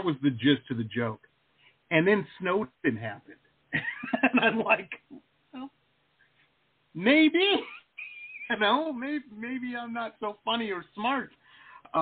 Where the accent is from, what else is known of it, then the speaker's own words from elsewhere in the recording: Detroit, Michigan, United States; now in South Florida, United States; I grew up in Metro Detroit.